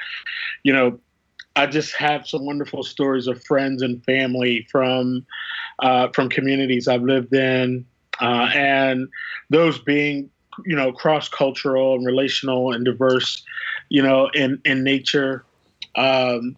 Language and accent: English; Philadelphia, Pennsylvania, United States; moved away; I'm from Philadelphia